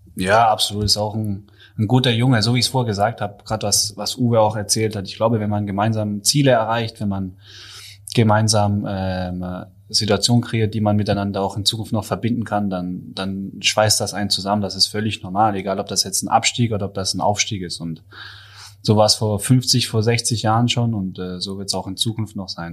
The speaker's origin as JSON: {"language": "German", "town": "Pforzheim", "region": "Baden-Württemberg", "country": "Germany", "tie": "born or raised there", "also_born_or_lived": "Böblingen / Ludwigsburg", "moved": "yes", "said": "Böblingen bin ich zwar geboren, habe mit der Stadt aber sonst gar nichts am Hut. Äh, meine Familie kommt aus Ludwigsburg, beziehungsweise mhm. aufgewachsen bin ich in der Nähe von Pforzheim."}